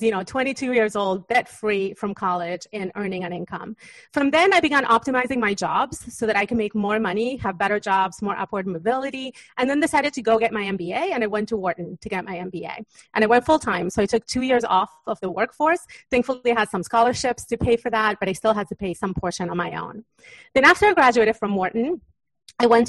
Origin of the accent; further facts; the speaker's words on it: Uruguay; moved away; I was born in Uruguay in South America